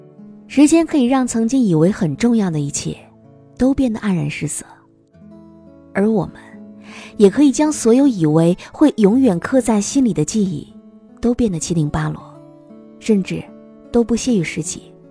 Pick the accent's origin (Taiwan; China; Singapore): China; Henan; now in Guangzhou, China; 但是电话号码，我从河南来到广州之后，始终都只有一个。